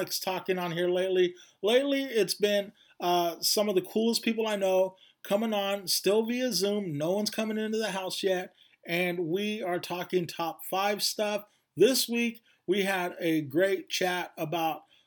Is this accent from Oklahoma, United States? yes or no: no; Bakersfield, California, United States; Sarah and Alicia and I all grew up in Bakersfield, California